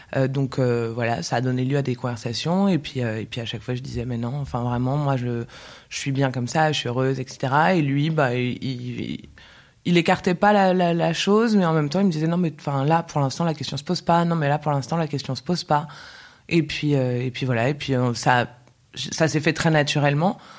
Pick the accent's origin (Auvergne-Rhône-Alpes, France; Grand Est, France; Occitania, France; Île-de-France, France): Île-de-France, France; Paris; moved away as an adult; now in Barcelona, Spain; Je suis née à Paris. J'ai vécu euh, pratiquement toute ma vie à Paris